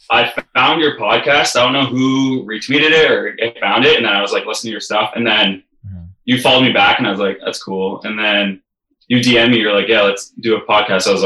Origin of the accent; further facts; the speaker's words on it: Sarnia, Ontario, Canada; I play guitar in …. And we're from Sarnia, Ontario, Canada.